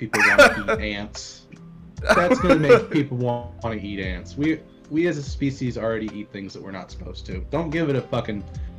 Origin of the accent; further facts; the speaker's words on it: Florida, United States; I'm from Florida.